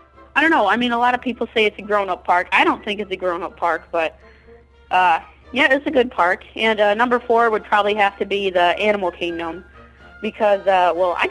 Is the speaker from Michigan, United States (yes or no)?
yes; Holly, Michigan, United States; I'm from Holly, Michigan. It's a small town, probably about 2,000 people, and it's about an hour and a half away from Detroit.